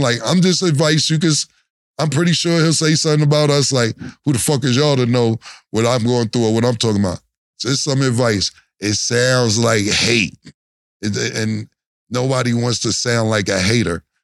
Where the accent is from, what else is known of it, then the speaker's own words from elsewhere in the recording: New York, United States; we from Harlem